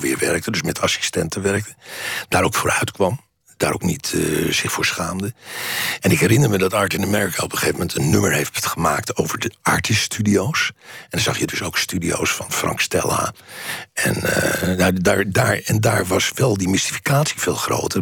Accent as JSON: {"language": "Dutch", "country": "Netherlands"}